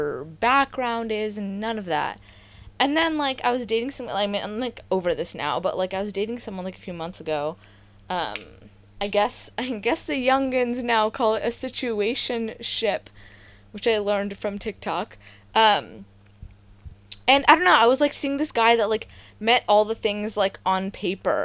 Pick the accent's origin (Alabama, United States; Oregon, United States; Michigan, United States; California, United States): California, United States; the Bay Area; I grew up in the Bay